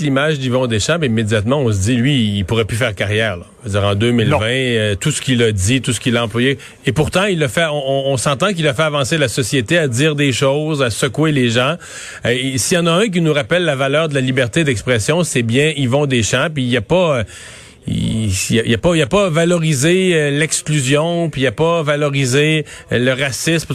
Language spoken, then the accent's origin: French; Quebec, Canada; chez nous au Québec